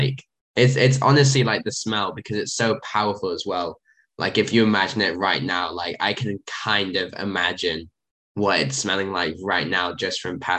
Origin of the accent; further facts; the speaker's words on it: England, United Kingdom; now in United States; being an Englishman